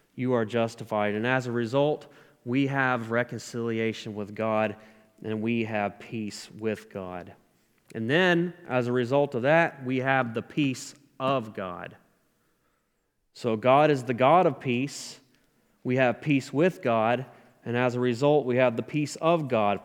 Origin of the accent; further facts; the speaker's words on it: South Carolina, United States; moved away as an adult; also born or lived in Tennessee; I moved out of my home state, South Carolina, to go to a, a faith-based Christian recovery program in Tennessee